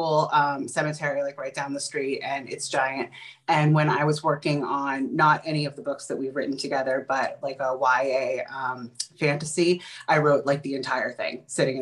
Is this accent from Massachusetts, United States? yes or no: yes; Concord, Massachusetts, United States; I'm from like the Boston area, but I grew up in Concord